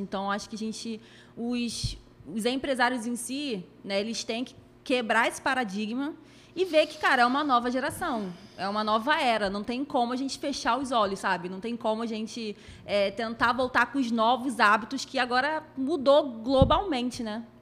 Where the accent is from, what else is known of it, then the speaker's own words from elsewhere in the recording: Rio de Janeiro, Brazil; eu venho da periferia, né? Eu sou do Complexo da Maré